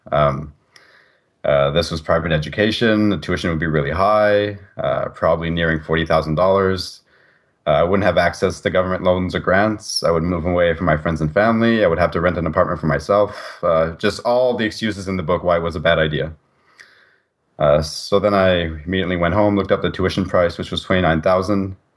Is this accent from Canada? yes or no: yes; Canada; being a Canadian citizen